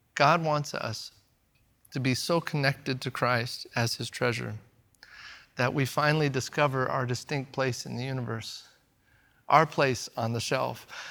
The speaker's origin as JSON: {"language": "English", "area": "the Northwest", "region": "Pacific Northwest", "country": "United States", "also_born_or_lived": "Eugene, Oregon", "said": "they will automatically know I'm from America. They'll know by my language, they'll know by my accent, Furthermore, my clothes might give away that I'm from the Northwest."}